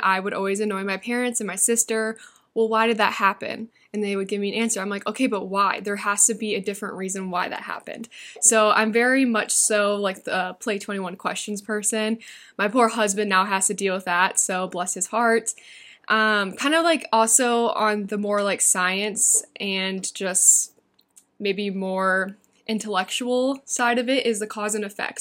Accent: Iowa, United States; moved away as an adult; now in Arizona, United States; I'm originally from Iowa, but I moved to Arizona December of twenty twenty-one.

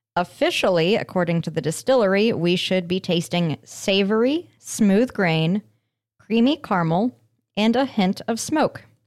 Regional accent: Aurora, Colorado, United States; my hometown of Aurora.

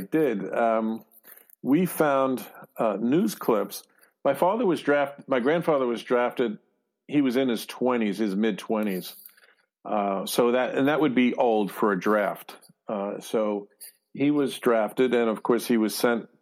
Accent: New York City, New York, United States; moved away; we're all from Brooklyn

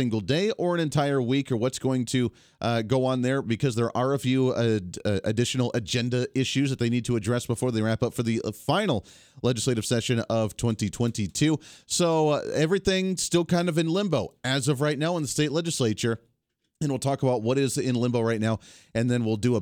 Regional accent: Colorado, United States; moved away as an adult; now in Kansas, United States; our town that we grew up in Colorado

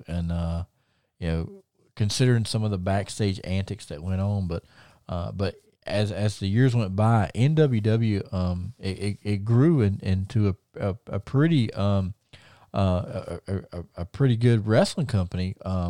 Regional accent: Thomasville, North Carolina, United States; my hometown of Thomasville

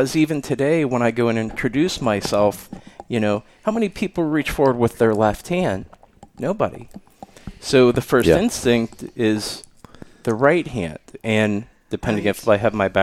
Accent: Pittsburgh, Pennsylvania, United States; I grew up outside of Pittsburgh

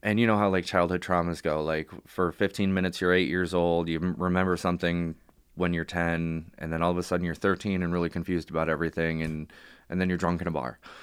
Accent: Warren, Michigan, United States; also born or lived in Royal Oak, Michigan / Madison Heights, Michigan; born in Royal Oak, uh, the hospital raised in Warren and Madison Heights.

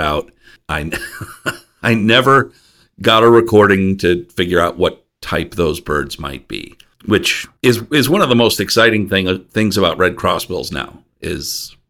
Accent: Iowa, United States; my home state

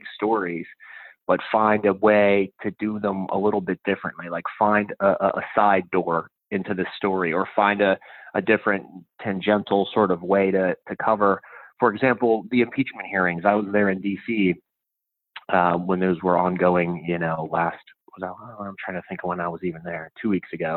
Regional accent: Pittsburgh, Pennsylvania, United States; now in New York, United States

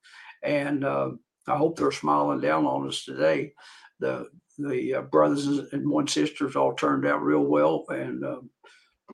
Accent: Dickenson County, Virginia, United States; I was born in Dickinson County, Virginia, a rural area.

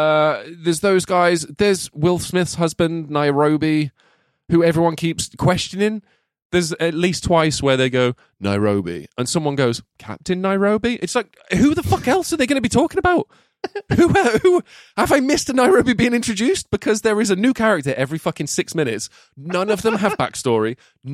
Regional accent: England, United Kingdom; I struggled with the architect's old ass English, and I am English.

